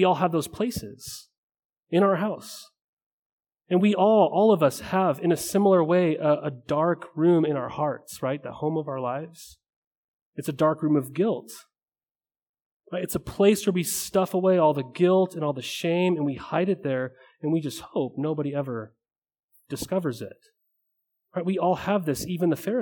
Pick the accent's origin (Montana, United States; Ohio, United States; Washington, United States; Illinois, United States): Montana, United States; Helena; I grew up in a small town, or I thought it was huge, in Montana. It was Helena, Montana